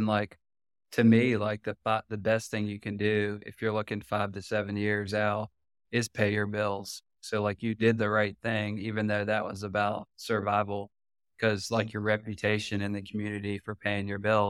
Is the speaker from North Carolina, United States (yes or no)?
yes; Raleigh, North Carolina, United States; I'm from Raleigh, really care about Raleigh.